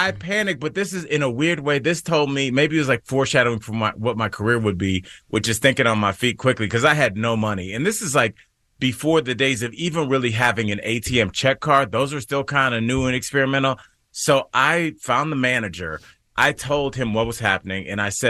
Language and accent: English; Midwest, United States; I'm from the Midwest